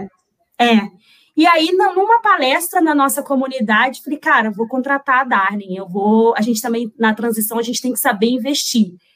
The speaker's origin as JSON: {"language": "Portuguese", "town": "Resende", "region": "Rio de Janeiro", "country": "Brazil", "tie": "born or raised there", "said": "Sou de Resende, deve ter muita gente aqui de Resende"}